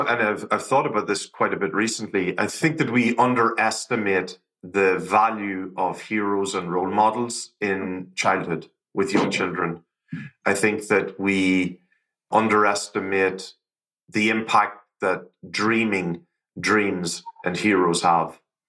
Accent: Ireland; growing up in Ireland, I grew up along the border during the Troubles, which was an interesting time in and of itself.

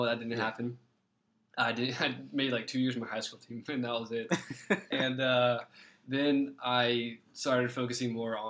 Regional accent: Roswell, Georgia, United States; also born or lived in Atlanta; I'm born and raised here in Atlanta.

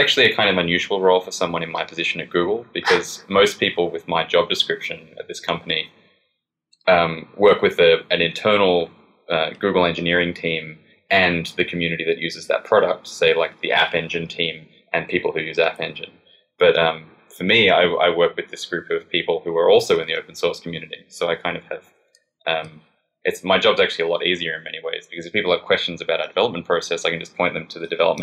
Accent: Australia; accent: Australian; moved away; I'm an Australian, as you can probably tell from my bizarre accent

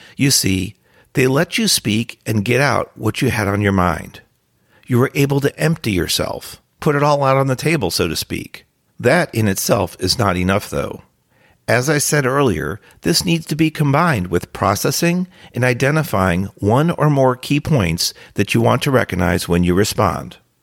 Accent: New Jersey, United States; born or raised there

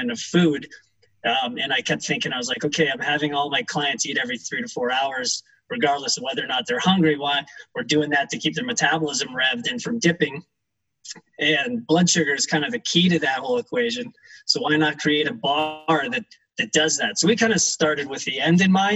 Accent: Evergreen, Colorado, United States; we're fourth generation Colorado natives. We grew up in Evergreen, just west of Denver

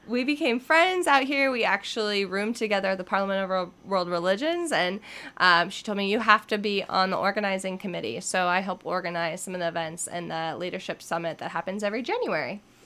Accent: United States; we're American and then we're Christian

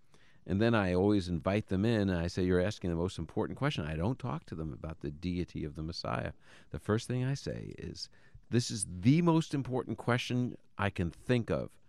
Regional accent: New York, United States; I'm from New York. We say yous or yous guys, you know?

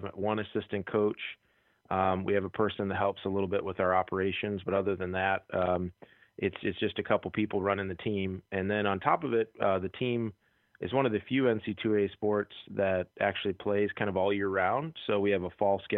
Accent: Austin, Minnesota, United States; moved away; growing up in Austin, Minnesota

